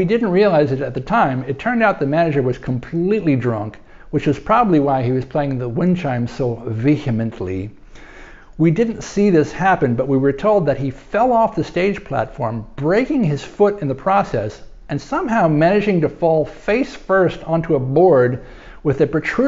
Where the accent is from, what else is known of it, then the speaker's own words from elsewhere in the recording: New York, United States; New York